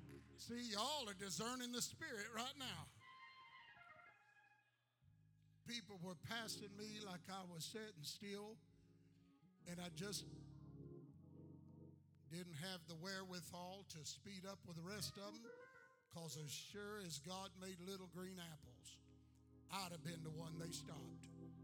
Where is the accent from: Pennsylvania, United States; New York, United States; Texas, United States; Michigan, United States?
Texas, United States; also born or lived in Indiana; I am a Texan. I went from Indiana, came into the church in Indiana, and then went to Texas. I've been pastoring that church for about 36 years.